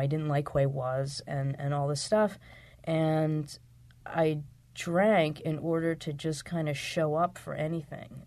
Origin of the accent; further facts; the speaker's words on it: outside of Philadelphia, Pennsylvania, United States; I grew up in Pennsylvania, outside of Philadelphia.